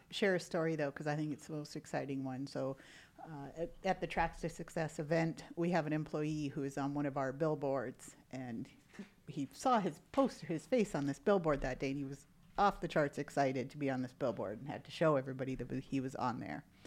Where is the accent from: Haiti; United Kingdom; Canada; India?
Canada; moved away as an adult; now in United States; I'm originally from Canada. I'm a Canadian citizen